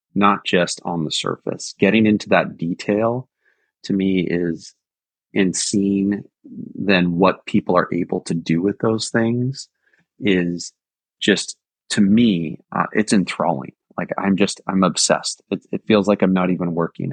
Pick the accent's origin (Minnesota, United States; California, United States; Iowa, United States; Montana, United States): California, United States; Silicon Valley; I remember growing up in Silicon Valley